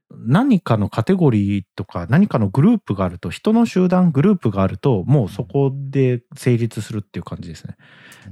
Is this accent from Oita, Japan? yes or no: yes; Kyushu, Oita, Japan; 僕大分です、九州です